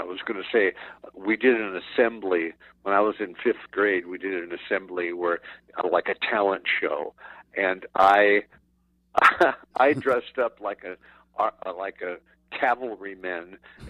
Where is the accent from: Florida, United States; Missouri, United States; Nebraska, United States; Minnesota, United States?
Nebraska, United States; Omaha; moved away; also born or lived in Scottsdale, Arizona; We lived in Omaha. I was born in Omaha, Nebraska.